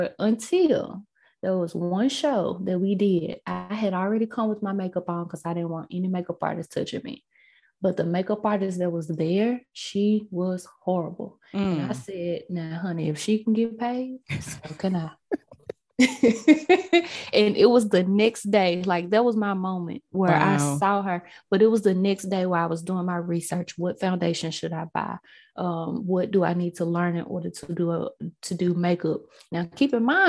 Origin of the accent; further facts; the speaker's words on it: Memphis, Tennessee, United States; my college was in my hometown. So I stayed here.